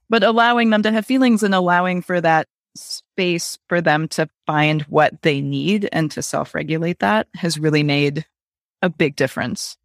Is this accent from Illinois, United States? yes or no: no; Wisconsin, United States; I grew up in Wisconsin